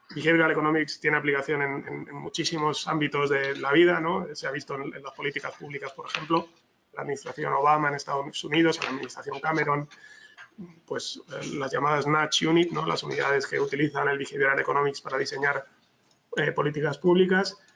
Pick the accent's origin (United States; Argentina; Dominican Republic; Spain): Spain; yo soy español